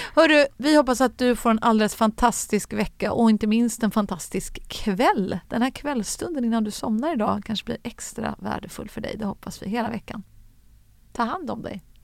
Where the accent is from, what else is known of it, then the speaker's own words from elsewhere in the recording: Gothenburg, Västra Götaland, Sweden; moved away; Jag växte upp bland de där höghusen runt Frölunda torg.